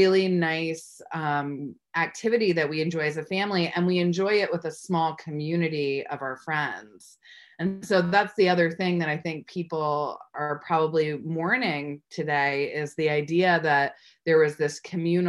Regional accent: Springs, New York, United States; I grew up in Springs and, you know, an East Hampton High School graduate

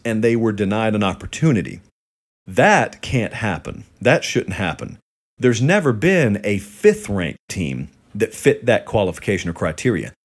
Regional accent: near Auburn, Alabama, United States; I grew up near Auburn

